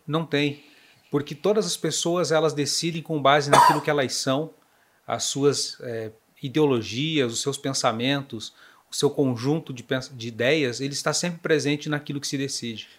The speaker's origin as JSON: {"language": "Portuguese", "town": "Fraiburgo", "region": "Santa Catarina", "country": "Brazil", "also_born_or_lived": "Paraná / Videira / São Miguel do Oeste", "moved": "as an adult", "said": "Eu sou catarinense do meio-oeste, de uma cidade chamada Fraiburgo, muito fria, por sinal"}